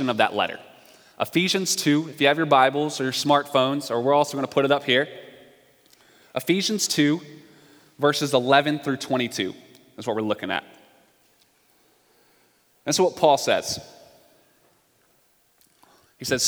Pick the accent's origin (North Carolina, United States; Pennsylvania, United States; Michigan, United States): North Carolina, United States; I'm from the South. I'm from North Carolina